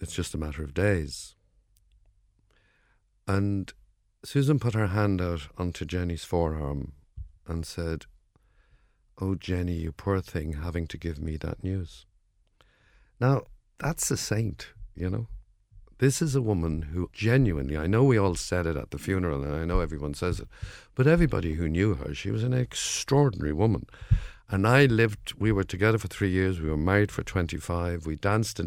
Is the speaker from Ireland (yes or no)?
yes; Dublin, Leinster, Ireland; accent: Dublin; my Dublin accent